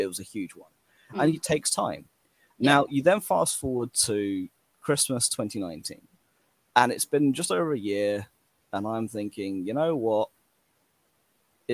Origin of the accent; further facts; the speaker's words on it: England, United Kingdom; I'm English